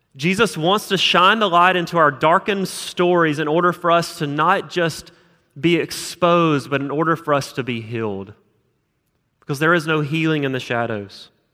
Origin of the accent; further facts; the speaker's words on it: South Alabama, United States; moved away as an adult; also born or lived in Utah; now in Huntsville, United States; I'm from South Alabama